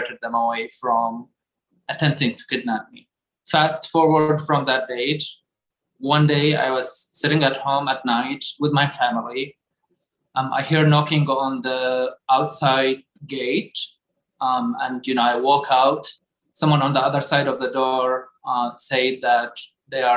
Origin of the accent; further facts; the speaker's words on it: Baghdad, Baghdad Governorate, Iraq; moved away as an adult; now in United States; I am from Baghdad, Iraq.